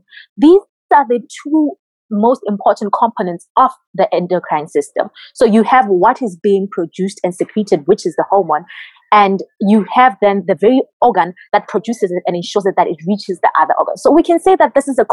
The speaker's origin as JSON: {"language": "English", "country": "Botswana", "moved": "as an adult", "lives_now": "Cuba", "said": "my home country in Botswana"}